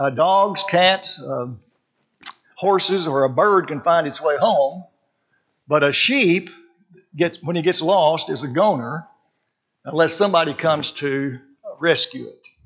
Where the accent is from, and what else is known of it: Arkansas, United States; born or raised there; also born or lived in California